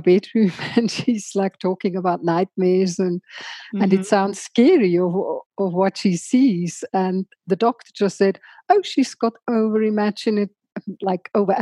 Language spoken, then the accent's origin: English; Switzerland; moved away as an adult; now in South Africa; I grew up in Switzerland in a tiny little idyllic Swiss farming community